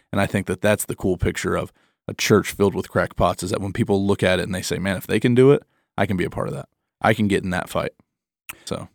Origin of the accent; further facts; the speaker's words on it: Michigan, United States; I'm a Midwestern. I'm from Michigan